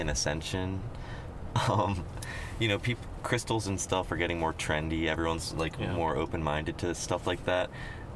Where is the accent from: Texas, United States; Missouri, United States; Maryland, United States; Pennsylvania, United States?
Maryland, United States; Baltimore; we're from Baltimore